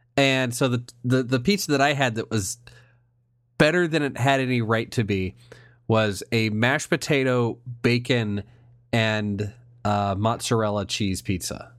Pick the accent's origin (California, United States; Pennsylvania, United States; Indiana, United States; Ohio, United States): Indiana, United States